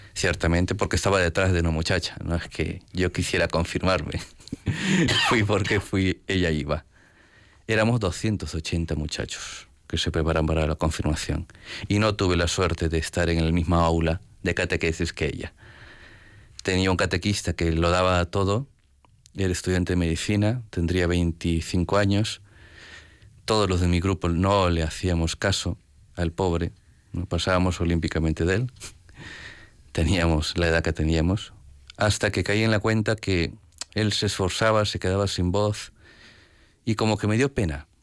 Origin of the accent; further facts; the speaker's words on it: Peru; moved away; vengo de Perú.